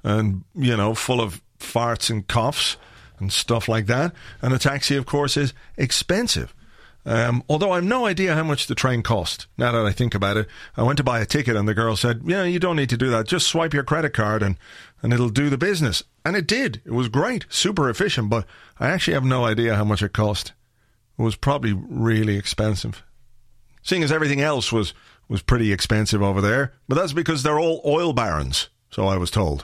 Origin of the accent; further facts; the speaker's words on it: Ireland; I'm from Ireland